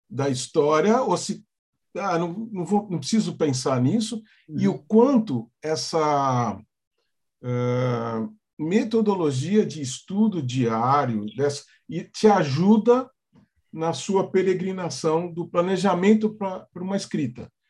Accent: Santos, São Paulo, Brazil; also born or lived in São Carlos; sou de Santos, fui estudar em São Carlos e depois vim para São Paulo e, e voltei para Santos.

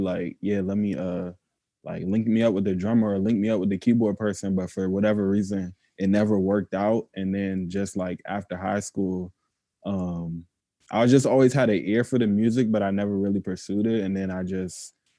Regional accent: Maryland, United States; I was born in Maryland too. I went to high school with Book.

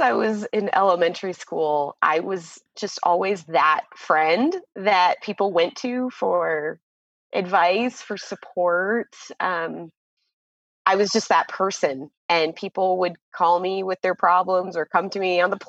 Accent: Florida, United States; moved away as an adult; also born or lived in Chile; now in Nevada, United States; I'm from Florida, and I have just moved to Nevada with my husband

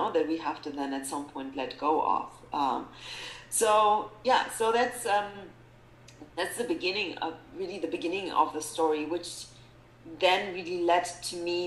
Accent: Germany; moved away as an adult; also born or lived in Poland / South Africa; now in United States; Germany, because that's where I really grew up

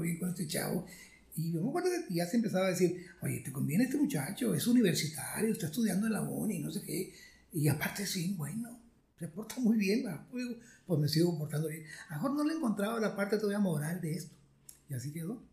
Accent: Santa Catarina, Nuevo León, Mexico; also born or lived in Monterrey; yo nací en Monterrey, en lo que hoy se llama San Jerónimo, pero por, ahí nací, pero era, Monterrey. Y de ahí nos fuimos como Santa Catarina, a La Fama, Nuevo León, a La Leona, Nuevo León. Y entonces, pues ahí me la pasé, una niñez mucho, muy agradable

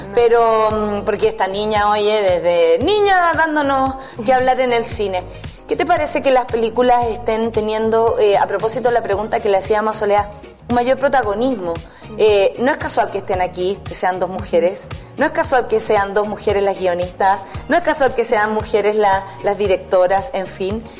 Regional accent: San Miguel, Santiago Metropolitan Region, Chile; yo soy de San Miguel

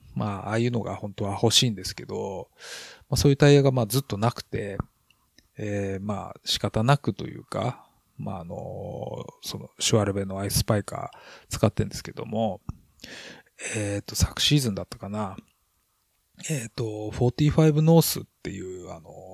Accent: Hokkaido, Japan; 私も北海道人なんで

